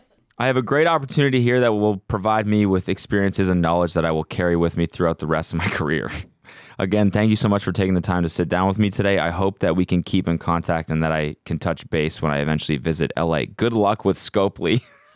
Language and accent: English; Canada; I'm like coming from Canada.